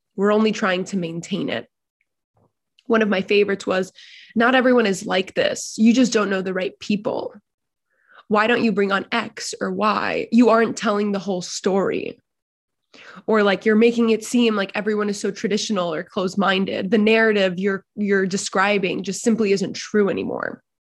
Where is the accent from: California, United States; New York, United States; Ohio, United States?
New York, United States; New York City; growing up in larger American New York City society